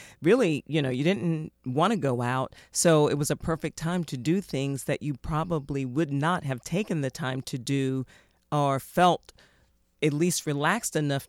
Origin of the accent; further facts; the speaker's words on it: the South, United States; I'm from the South, so I love sweet iced tea.